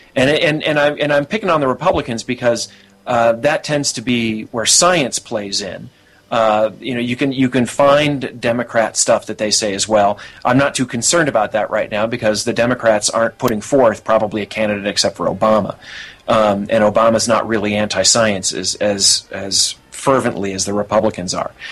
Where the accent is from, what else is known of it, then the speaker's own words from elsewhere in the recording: United States; I'm an American